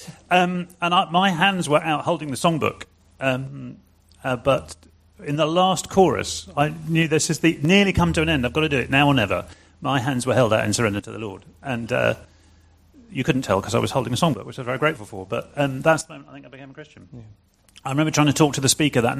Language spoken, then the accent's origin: English; near Cambridge, East of England, United Kingdom; also born or lived in Glasgow; now in London, United Kingdom; we left there when I was six. I grew up near Cambridge